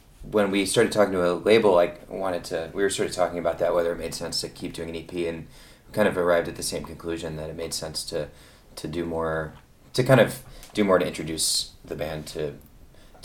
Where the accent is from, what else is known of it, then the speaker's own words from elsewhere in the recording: Ypsilanti, Michigan, United States; We are from Ypsilanti/Ann Arbor, Michigan